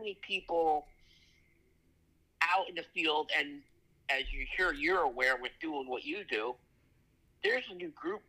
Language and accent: English; Trumbull, Connecticut, United States; I grew up in Trumbull, Connecticut.